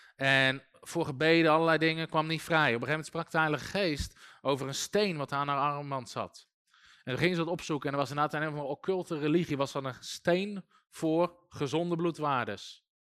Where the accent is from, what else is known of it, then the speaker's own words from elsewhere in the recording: Netherlands; wij denken als Nederlanders